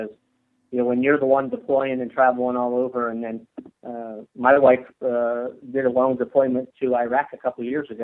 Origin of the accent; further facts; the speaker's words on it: Connecticut, United States; also born or lived in Oklahoma; But I grew up with Carmen Drake, who later became Carmen Gordon. So the next generation. You know, Carmen and I went to school together in Connecticut